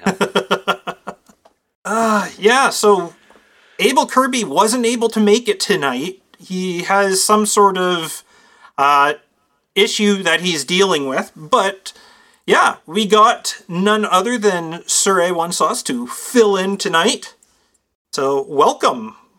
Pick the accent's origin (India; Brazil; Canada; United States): Canada